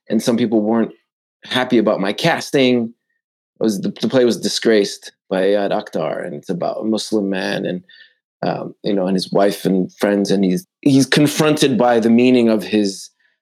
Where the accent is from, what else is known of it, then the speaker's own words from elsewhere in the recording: Montreal, Quebec, Canada; I grew up not just in Canada. I grew up in Montreal.